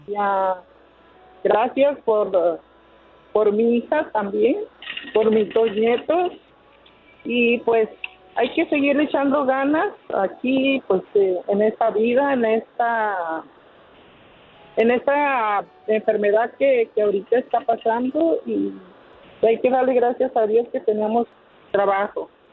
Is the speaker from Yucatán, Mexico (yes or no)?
no; Guadalajara, Jalisco, Mexico; yo soy de Guadalajara